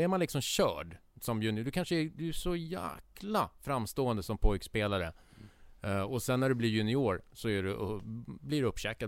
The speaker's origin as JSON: {"language": "Swedish", "town": "Stockholm", "region": "Stockholm County", "country": "Sweden", "said": "vi som stockholmare"}